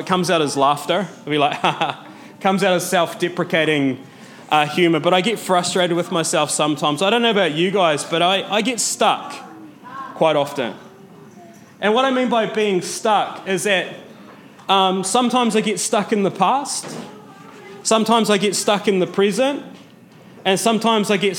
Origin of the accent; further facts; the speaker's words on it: Mataura, Southland, New Zealand; moved away; I grew up in Matara, which is like a wee town. Like, it's a small town, about 50% unemployment.